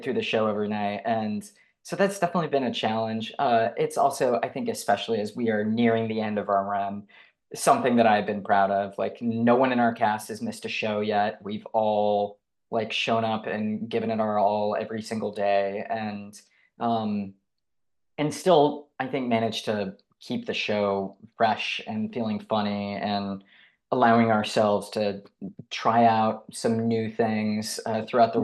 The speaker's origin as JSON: {"language": "English", "town": "Detroit", "region": "Michigan", "country": "United States", "tie": "born or raised there", "said": "I have tremendous pride for my home state and for my home city of Detroit"}